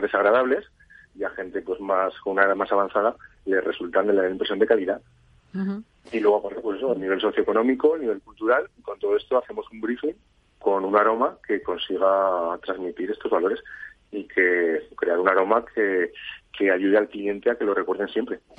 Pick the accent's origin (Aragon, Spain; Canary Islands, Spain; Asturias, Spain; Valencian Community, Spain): Aragon, Spain; Zaragoza; moved away as an adult; now in Ibiza, Spain; Yo soy de Zaragoza y pues tema trabajo me fui a vivir a Ibiza